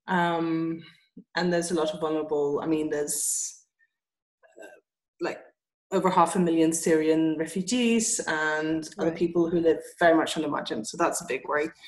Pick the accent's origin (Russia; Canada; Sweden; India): Sweden; also born or lived in England; now in Amman, Jordan; I'm from Sweden